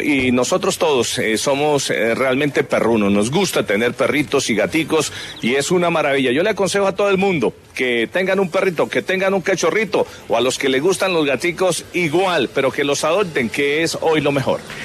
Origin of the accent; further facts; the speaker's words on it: La Palma, Cundinamarca, Colombia; moved away; also born or lived in Bogotá / Bucaramanga; Yo desde que nací tenía un perrito en La Palma de Cundinamarca, que es mi pueblo